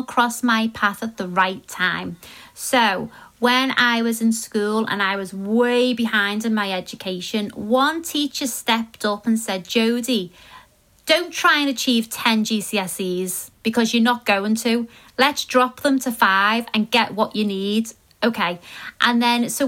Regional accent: Liverpool, North West England, United Kingdom; I was a girl from Liverpool

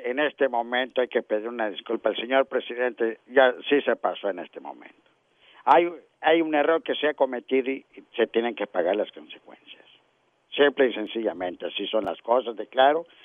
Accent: Mexico; se me hace que soy más mexicano que tú

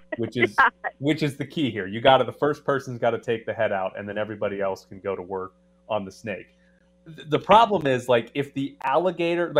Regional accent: Mississippi, United States; where I grew up in Mississippi was around a big man-made reservoir

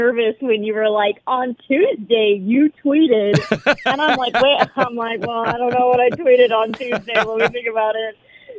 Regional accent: San Diego, California, United States; moved away as an adult; now in Las Vegas, United States; Growing up in San Diego my whole life, you know, I never had any type of season.

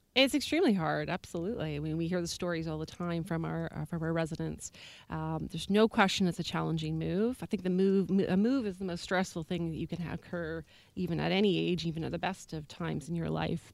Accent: Alberta, Canada; now in Victoria, Canada; I myself am originally from Alberta

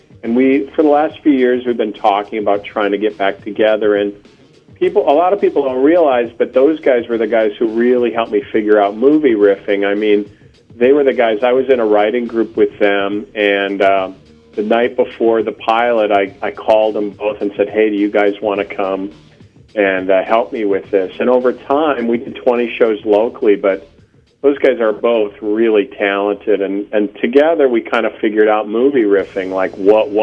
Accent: Fort Atkinson, Wisconsin, United States; I'm from Fort Atkinson.

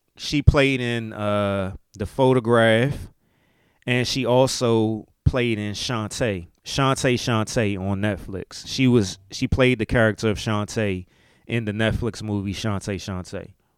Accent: Maryland, United States; accent: southern drawl; if you hear me talking, you can hear a little southern drawl in my accent. Maryland is the country

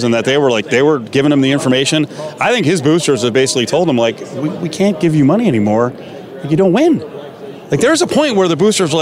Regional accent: New Jersey, United States; I grew up around the Big East in New Jersey

